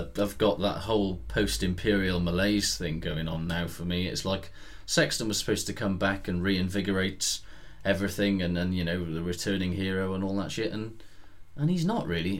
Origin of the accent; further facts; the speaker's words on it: Aberdare, Wales, United Kingdom; I'm from Aberdare, right, which is a town in the Welsh Valleys